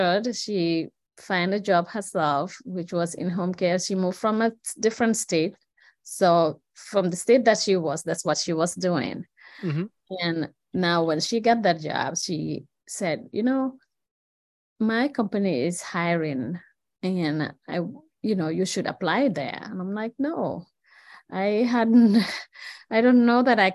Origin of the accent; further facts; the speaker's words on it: Gambia; now in Madison, United States; I'm from the Gambia, that's in West Africa